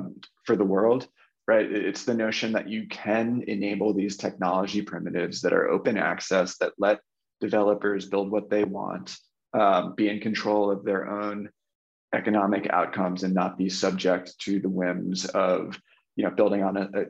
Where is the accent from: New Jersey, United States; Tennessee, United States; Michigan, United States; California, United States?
New Jersey, United States; I grew up in New Jersey, outside New York City, in America